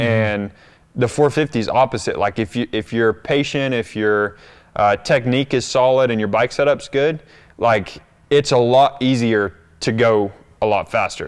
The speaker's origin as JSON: {"language": "English", "region": "North Carolina", "country": "United States", "tie": "born or raised there", "moved": "as an adult", "said": "that's where I grew up, but I've, I've been away from there now"}